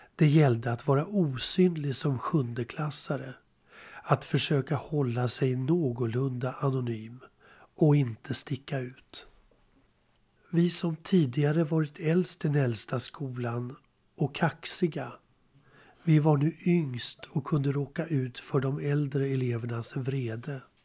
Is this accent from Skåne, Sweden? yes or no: no; Spånga, Stockholm County, Sweden; Jag växte upp i Spånga